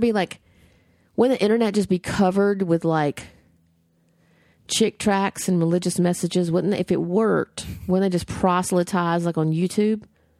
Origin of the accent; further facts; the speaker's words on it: the South, United States; I grew up in the South. I have been the person on the other side of the door.